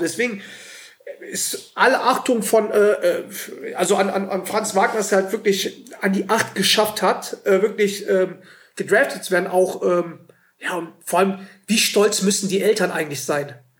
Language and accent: German; Germany; wir als, als Deutsche